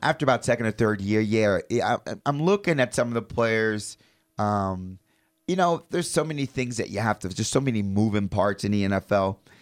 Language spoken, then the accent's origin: English; Chicago, Illinois, United States; I was born in Chicago.